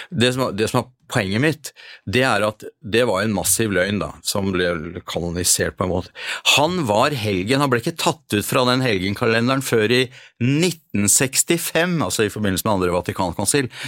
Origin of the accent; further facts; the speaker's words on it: Norway; Eh, ja, jeg er norsk, men ikke en kristen nordmann.